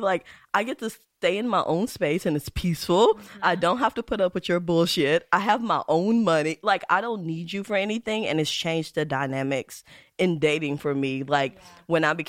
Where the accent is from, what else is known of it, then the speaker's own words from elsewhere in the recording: the South, United States; I'm from the South